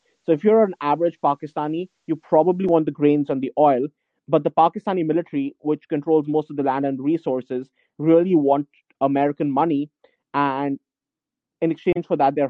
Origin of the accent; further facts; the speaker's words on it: Ukraine; English is a second language; It's less friendly. I'm Ukraine.